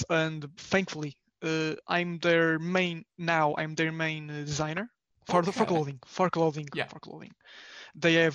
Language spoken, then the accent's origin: English; Portugal; I'm from Portugal, and I'm a graphic designer.